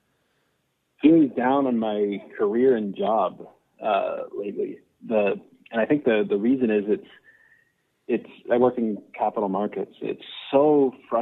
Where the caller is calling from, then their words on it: Toronto, Ontario, Canada; I'm calling from Toronto.